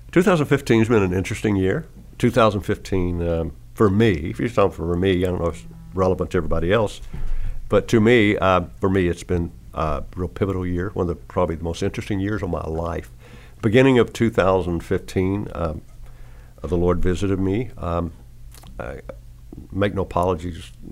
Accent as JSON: {"language": "English", "region": "Arkansas", "country": "United States", "moved": "yes", "lives_now": "Tennessee, United States", "said": "Sixty five. So right. with great grandchildren. Great grandchildren. But see, I'm from Arkansas"}